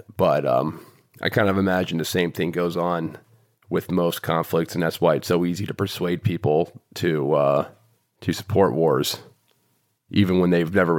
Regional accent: New York, United States; I'm from New York and I knew people who died in 9/11.

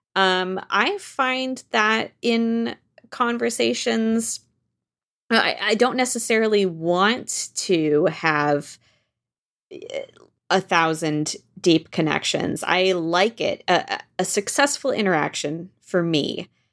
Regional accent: Washington, United States; moved away as an adult; also born or lived in France; now in New York, United States; we grew up in Washington State and then moved to France when I was fifteen and lived there for two years and then came back to Washington State, uh, where I continue to live until I moved to New York

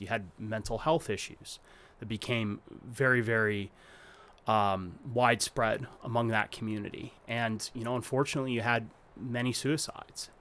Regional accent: Arizona, United States; I grew up in Arizona

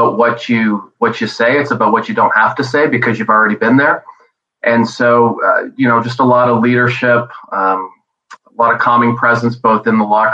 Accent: Montreal, Quebec, Canada; I was born in Montreal

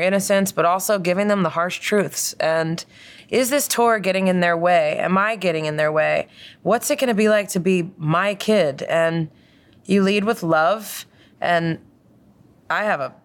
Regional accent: Doylestown, Pennsylvania, United States; I grew up in Doylestown, Pennsylvania

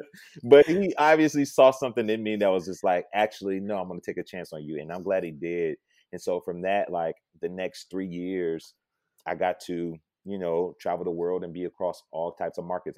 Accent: Detroit, Michigan, United States; born and raised in Detroit, Michigan

